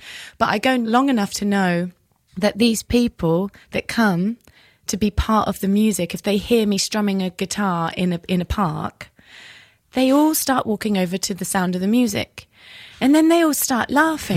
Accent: England, United Kingdom; now in United States; we as the English

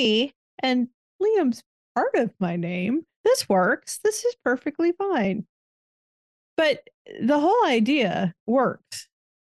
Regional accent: Midwest, United States; now in US South; That's the Midwesterner in me.

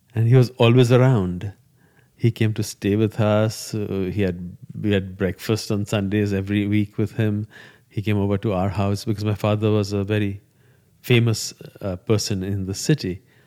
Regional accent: India; first language Gujarati; English is a second language; moved away

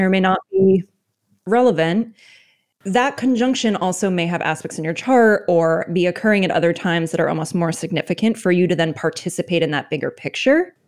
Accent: United States; my experience as an American

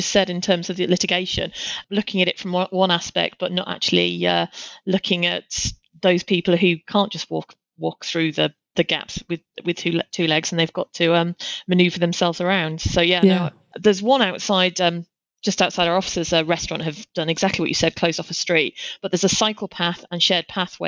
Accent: Tees Valley, North East England, United Kingdom; my hometown, in the Tees Valley.

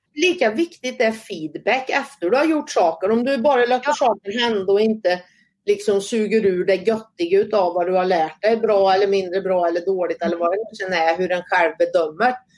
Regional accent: Säffle, Värmland, Sweden; also born or lived in Karlstad; jag är född och uppvuxen i Säffle kommun, bott större delen av min uppväxt ute på Värmlandsnäs

